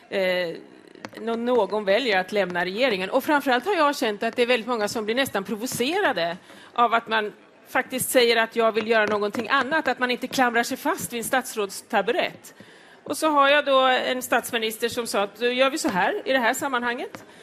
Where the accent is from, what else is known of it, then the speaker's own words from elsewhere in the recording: Östergötland, Sweden; Jag kommer från Östergötland och har en plats i riksdagen.